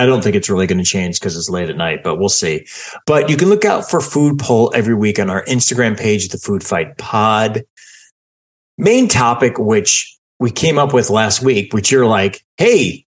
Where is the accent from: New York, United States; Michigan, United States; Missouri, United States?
Michigan, United States; because I feel like it was everything I ate as a kid growing up in Michigan.